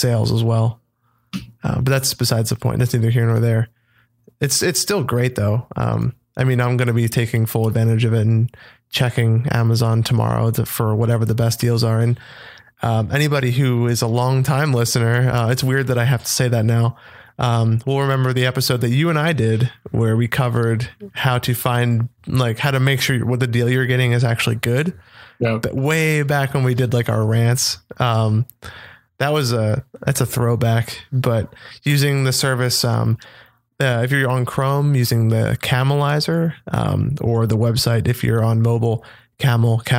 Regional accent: United States; I'm American.

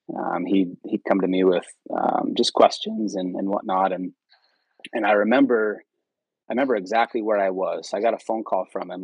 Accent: Fremont, California, United States; I grew up in Fremont, California, which uh, it's in the Bay Area, close to San Jose, uh, Oakland area

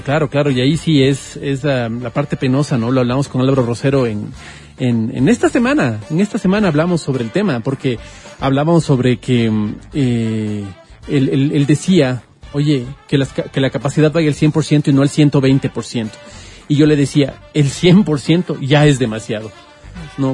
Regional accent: Quito, Pichincha, Ecuador; como quiteños

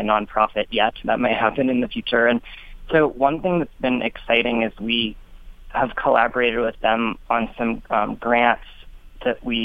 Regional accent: Vermont, United States; now in Colorado, United States; I grew up in Abenaki territory in Vermont, and I'm a Greek American.

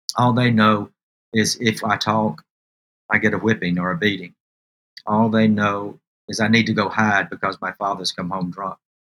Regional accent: Alabama, United States; I was born here in Alabama

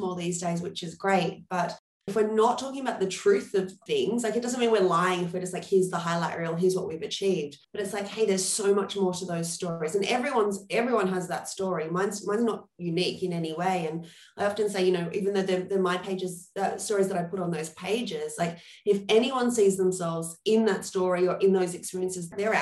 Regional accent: Australia; moved away as an adult; also born or lived in New York; as Australians

